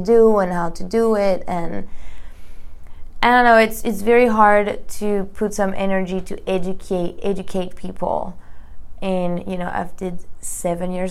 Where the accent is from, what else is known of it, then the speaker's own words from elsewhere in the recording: Paris, Île-de-France, France; English is a second language; moved away as an adult; now in Los Angeles, United States; I come from Paris, France. This is where I graduated in 2014